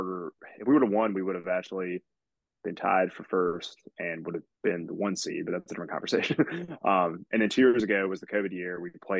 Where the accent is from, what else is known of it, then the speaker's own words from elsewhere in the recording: Virginia, United States; I grew up in Virginia. I mean, watching Wizards games as a kid.